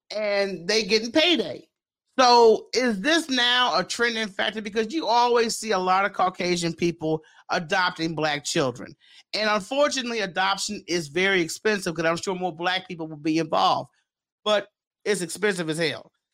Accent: Memphis, Tennessee, United States; I'm from South Memphis

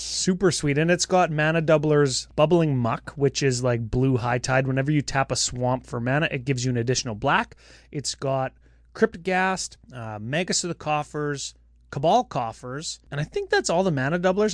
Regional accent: Canada; we're Canadian

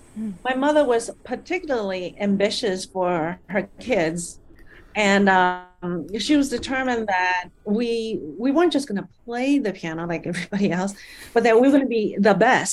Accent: Malaysia; born there; I'm a Malaysian. I was born in Malaysia, and a Chinese Malaysian, actually.

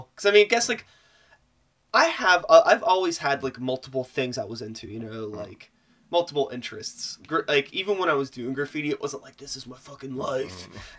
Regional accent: Wilkinsburg, Pennsylvania, United States; I grew up in Wilkinsburg in the early 90s.

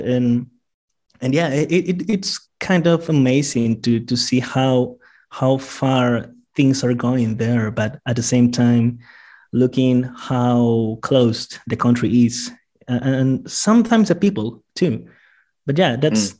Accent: Iquitos, Loreto, Peru; now in Lima, Peru; I am from Iquitos, an island in the middle of the rainforest in the Amazon, and um, rainforest in, in, in Peru. And I grew up with a lot of Chinese friends

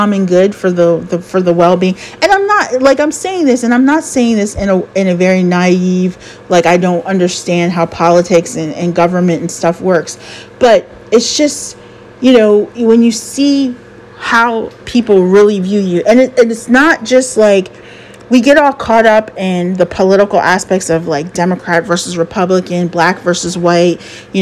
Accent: United States; I love being an American

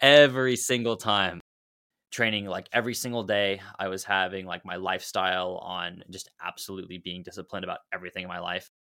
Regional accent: Dallas, Texas, United States; I'm from Dallas, Texas

